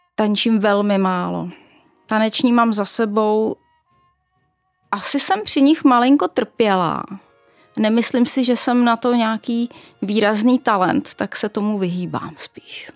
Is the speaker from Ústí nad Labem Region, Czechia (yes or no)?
yes; Duchcov, Ústí nad Labem Region, Czechia; now in Prague, Czech Republic; Narodila jsem se v Duchcově u Teplic, čili v severočeské hnědouhelné pánvi v samém jejím srdci.